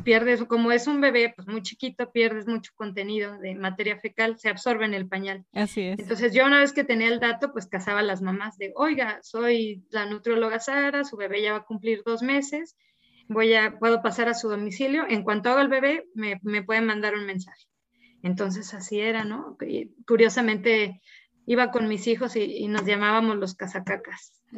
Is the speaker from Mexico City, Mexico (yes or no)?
no; San Luis Potosí, Mexico; soy de San Luis Potosí